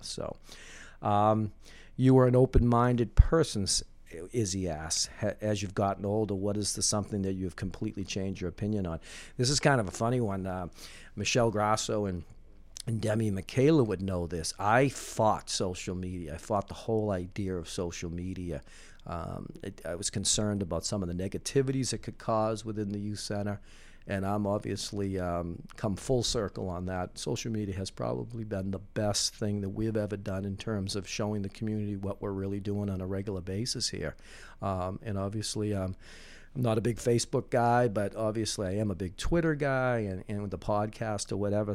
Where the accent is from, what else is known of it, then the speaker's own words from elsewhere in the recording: Winthrop, Massachusetts, United States; I grew up in Winthrop